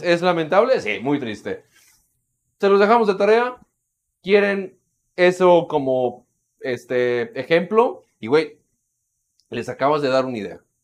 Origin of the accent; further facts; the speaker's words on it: Mexico; buenos mexicanos